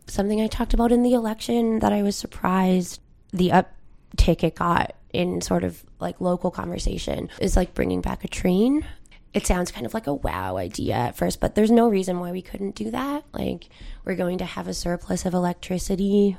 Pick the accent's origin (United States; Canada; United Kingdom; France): Canada; a peninsula in Newfoundland, Newfoundland and Labrador; now in St. John's, Canada; I'm from the Iberian Peninsula, and, like, my grandmother, when she comes in for doctor's appointment, has to take a four-hour shuttle